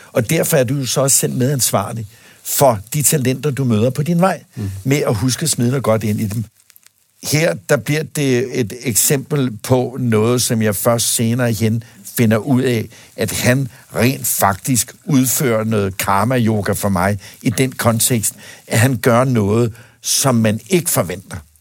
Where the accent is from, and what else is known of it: Denmark; born or raised there